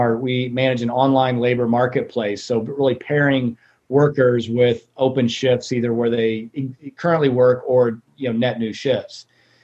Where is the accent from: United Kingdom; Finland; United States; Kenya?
United States; Joplin, Missouri; moved away as an adult; also born or lived in Northwest Arkansas; now in Dallas, United States; I grew up in Joplin, Missouri, and grew up water skiing on Beaver Lake